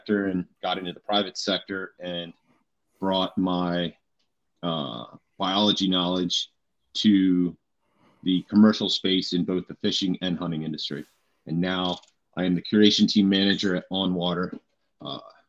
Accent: Central Pennsylvania, United States; I'm from Central Pennsylvania, born and raised

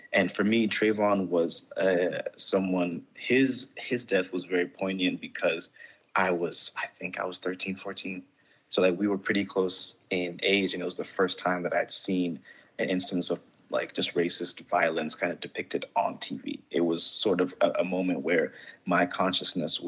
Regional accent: Gambia; also born or lived in Ghana; now in United States; growing up in Gambia, growing up in Ghana for part of my life

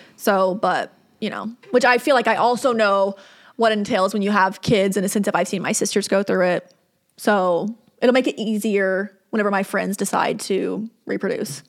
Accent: the South, United States; growing up in the South

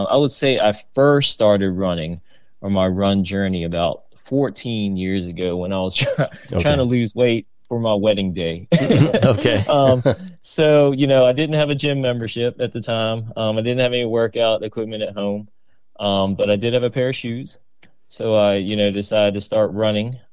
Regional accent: Richmond, Virginia, United States; moved away as an adult; now in Virginia Beach, United States; I'm originally from Richmond, Virginia. Shout out to the 804

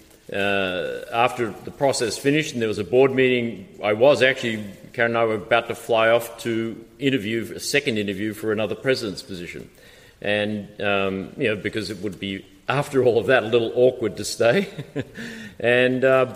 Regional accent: Australia; now in United States; I was born and raised in Australia

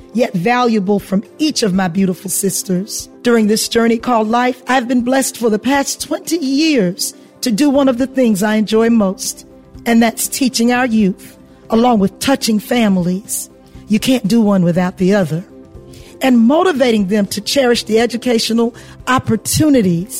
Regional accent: Hilton Head Island, South Carolina, United States; I'm a country girl who was born and raised on Hilton Head Island, South Carolina

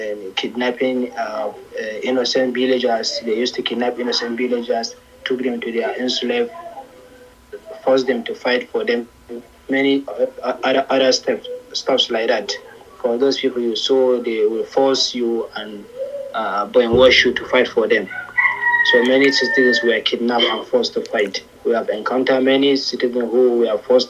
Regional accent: Nigeria; I'm an Nigerian

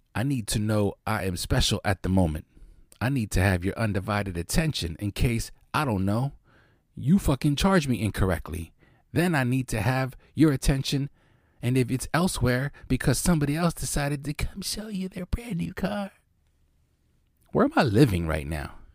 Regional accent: Lancaster, Pennsylvania, United States; Lancaster, I, I'm born and raised

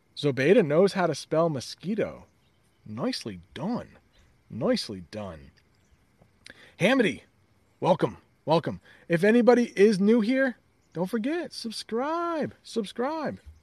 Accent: United States; as an American

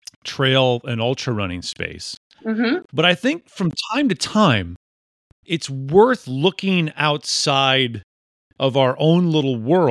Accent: Mukwonago, Wisconsin, United States; now in Tennessee, United States; I grew up in Maquonago, Wisconsin.

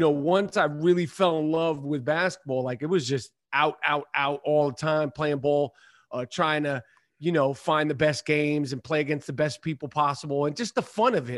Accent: New York City, New York, United States; Upper East Side of Manhattan. Yup. And, you know, uh, Upper East Side, you know, grew up playing ball in the seventies and the eighties

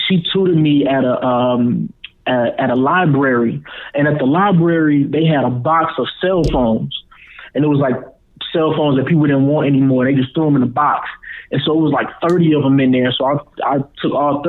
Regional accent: Prosper, Texas, United States; moved away as an adult; also born or lived in Gary, Indiana; now in Atlanta, United States; I was born in Gary, Indiana, and I moved to Texas. I went to middle school and high school in Texas, and then I moved out here.

